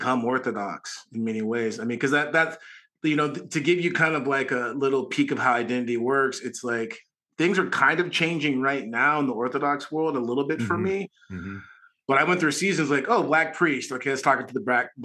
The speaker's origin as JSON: {"language": "English", "town": "Garden Grove", "region": "California", "country": "United States", "said": "I'm from Garden Grove"}